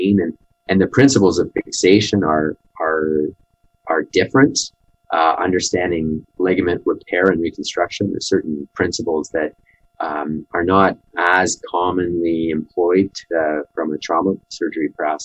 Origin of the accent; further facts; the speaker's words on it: Ottawa, Ontario, Canada; now in Calgary, Canada; I grew up in Ottawa